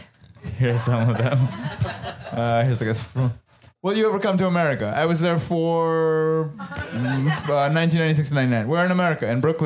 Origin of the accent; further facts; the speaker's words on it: India; moved away; I'm Indian, obviously, if you can tell. And I grew up in India.